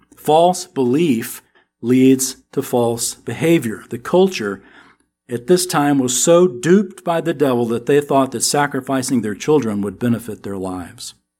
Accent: Texas, United States; accent: American; we're from Texas

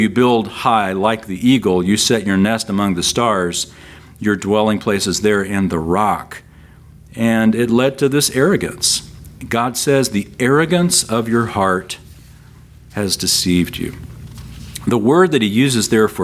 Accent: San Antonio, Texas, United States; Here in Texas, we've got a few of those critters. And I grew up in San Antonio

